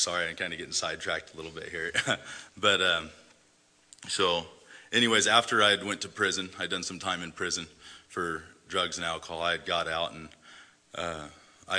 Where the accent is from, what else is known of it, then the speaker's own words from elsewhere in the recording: Oregon, United States; also born or lived in Salinas, California; I was born in Salinas, California, July 7th, 1976. My mom was 17 when she had me. She had my brother too, which is about a year and a half younger. Shortly after, my mom and dad split up and we moved up here to Oregon